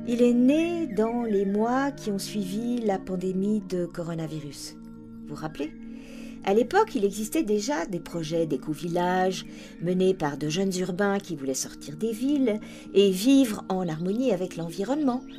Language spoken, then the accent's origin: French; Montrouge, Île-de-France, France; j'ai grandi à Montrouge, mon père était couvreur et ma petite maman sage-femme.